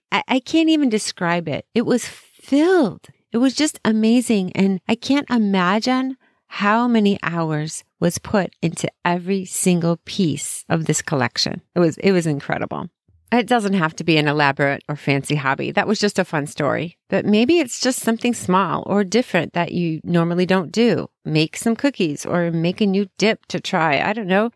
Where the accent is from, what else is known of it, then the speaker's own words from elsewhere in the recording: Chicago, Illinois, United States; I'm from Chicago